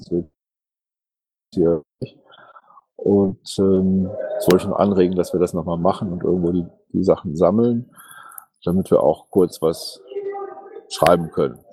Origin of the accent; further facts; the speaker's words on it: Ratingen, North Rhine-Westphalia, Germany; also born or lived in Düsseldorf; ich bin Düsseldorfer bzw. Ratinger